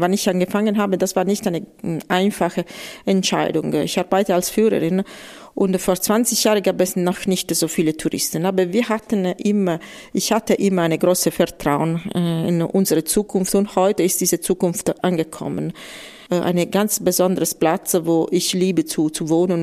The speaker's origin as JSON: {"language": "German", "town": "Matera", "region": "Basilicata", "country": "Italy", "tie": "born or raised there", "second_language": "German", "said": "Ich bin geboren in Matera"}